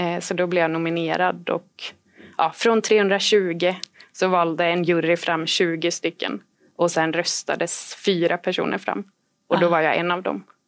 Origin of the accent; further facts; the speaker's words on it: Sweden; vi var tre volontärer från Sverige